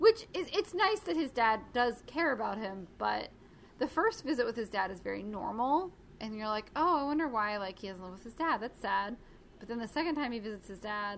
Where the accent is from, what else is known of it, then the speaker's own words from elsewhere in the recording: the South, United States; we grew up in the South